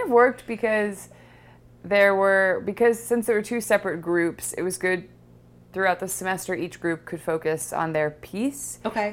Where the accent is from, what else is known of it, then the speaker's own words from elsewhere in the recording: Los Angeles, California, United States; I grew up in Los Angeles in Laurel Canyon